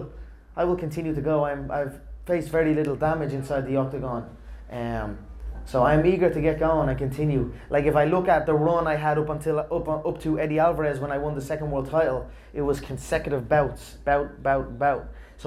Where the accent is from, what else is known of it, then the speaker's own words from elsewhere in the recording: Leinster, Ireland; I've done this before in my hometown, but I've done it under boxing, in an amateur boxing event in my old boxing club, Crumlin Boxing Club.